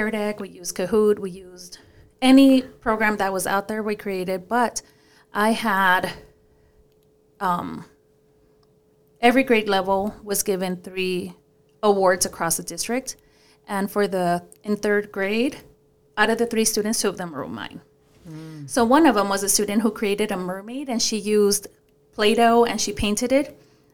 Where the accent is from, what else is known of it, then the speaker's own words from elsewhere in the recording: Paramount, California, United States; English is a second language; growing up in Paramount, which is a very, very poor area